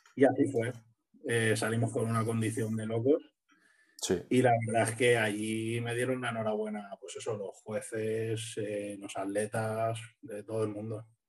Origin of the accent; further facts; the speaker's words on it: Alicante, Valencian Community, Spain; yo soy de Alicante